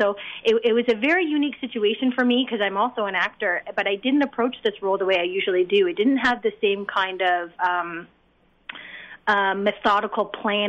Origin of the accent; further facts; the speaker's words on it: Canada; I am Canadian, yes. I did go to USC, so I am a Trojan. but I'm Canadian, and everyone in the cast is Canadian.